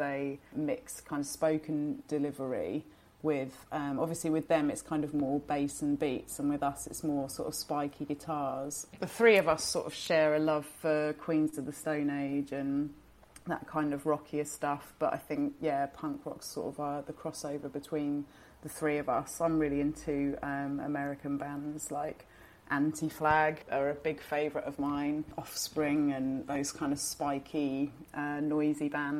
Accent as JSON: {"language": "English", "town": "Brighton", "region": "South East England", "country": "United Kingdom", "said": "We're from Brighton, yeah, so we're from the seaside."}